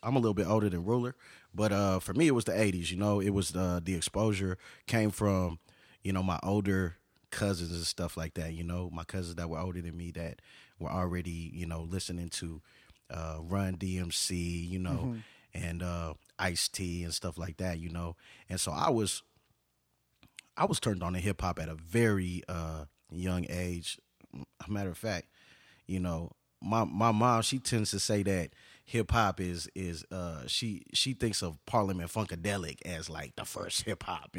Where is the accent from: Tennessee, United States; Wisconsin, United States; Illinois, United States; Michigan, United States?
Michigan, United States; Detroit; also born or lived in Hartford, Connecticut / Houston, Texas; My family, we're from Detroit, and. You know, we came to, moved around a little bit when I was small. Connecticut, I used to live in Hartford, Connecticut. And also, you know, we came to Texas when my father got a job here in Houston.